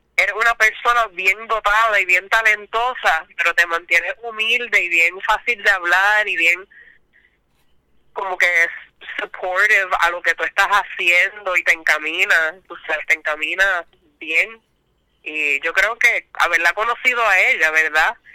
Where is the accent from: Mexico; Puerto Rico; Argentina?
Puerto Rico; Isabela; also born or lived in Aguadilla / San Germán; Me crié en Isabela y en la high school pues me mudé para Aguadilla